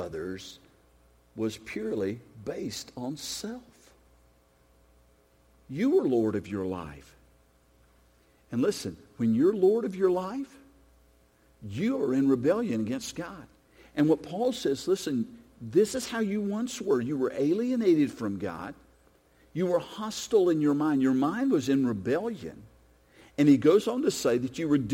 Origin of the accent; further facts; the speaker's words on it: United States; I'm an American. I was born here. My passport is from the United States of America.